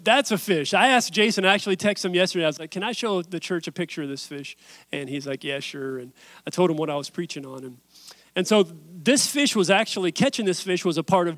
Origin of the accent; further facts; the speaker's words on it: West Virginia, United States; I'm from West Virginia